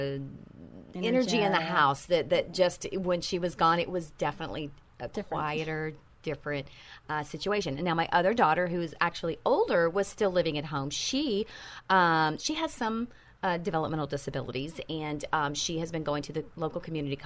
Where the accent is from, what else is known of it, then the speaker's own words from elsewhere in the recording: Texas, United States; moved away; I am a Texas girl. I was born and raised in Texas.